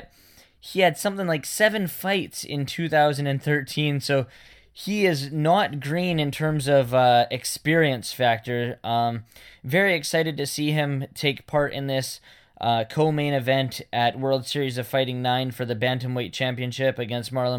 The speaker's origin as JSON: {"language": "English", "town": "Vancouver", "region": "British Columbia", "country": "Canada", "said": "we're from Vancouver"}